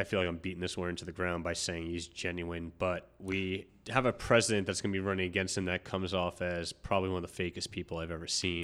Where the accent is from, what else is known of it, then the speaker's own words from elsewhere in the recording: New York, United States; now in New Jersey, United States; I'm a New Yorker at heart